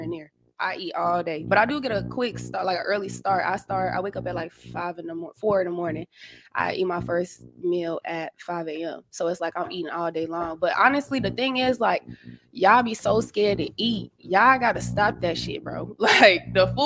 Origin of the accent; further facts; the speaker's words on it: Mississippi, United States; moved away as an adult; now in Washington, D.C., United States; I'm from Mississippi. I moved to DC in 2016 to go to Howard